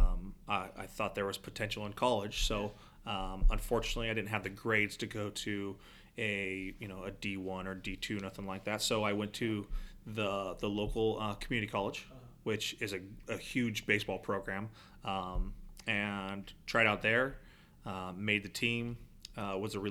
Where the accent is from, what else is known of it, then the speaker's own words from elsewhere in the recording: San Diego, California, United States; moved away as an adult; now in Arizona, United States; I'm originally from San Diego.